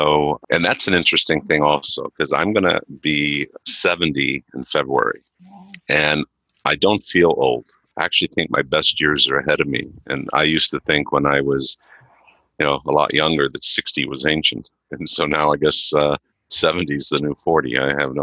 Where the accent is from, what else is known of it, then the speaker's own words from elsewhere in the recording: Southern California, United States; I was born and raised in Southern California